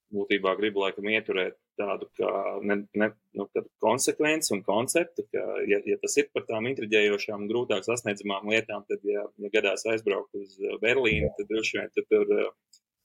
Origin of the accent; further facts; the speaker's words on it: Preiļi, Latgale, Latvia; es uzaugu mazā brīnišķīgā Latvijas mazpilsētā Prēļi